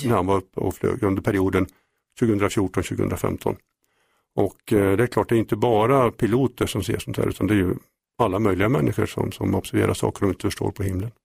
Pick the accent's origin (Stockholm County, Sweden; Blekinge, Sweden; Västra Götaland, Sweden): Västra Götaland, Sweden; Mariestad; sen jag var 16 år startade jag en UFO-förening i Mariestad, där jag kommer ifrån